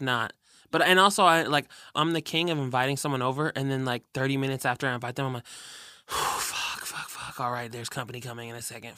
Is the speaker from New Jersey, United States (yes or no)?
no; Burien, Washington, United States; technically it's outside of Seattle. It's where I grew up in Berrien